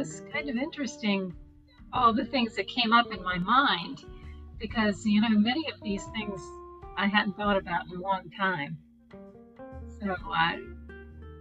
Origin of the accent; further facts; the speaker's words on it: Virginia, United States; I grew up in Virginia, in the northwestern part of the state, in a rural mountainous area